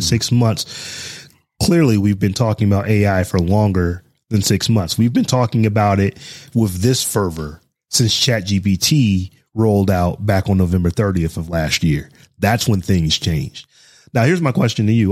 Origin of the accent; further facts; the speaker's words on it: Midwest, United States; I grew up in the Midwest